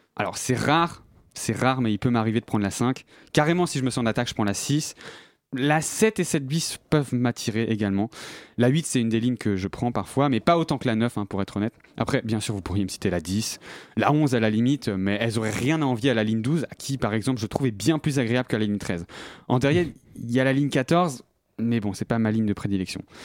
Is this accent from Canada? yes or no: no; Brittany, France; now in Paris, France; je viens de Bretagne